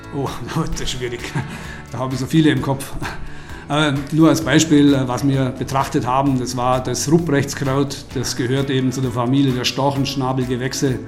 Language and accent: German; Oberstaufen, Bavaria, Germany; Das bleibt nicht aus, wenn man Oberstaufner ist.